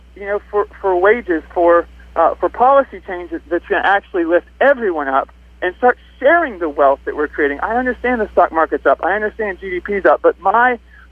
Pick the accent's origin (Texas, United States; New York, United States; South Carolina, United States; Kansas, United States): South Carolina, United States; I'm from South Carolina.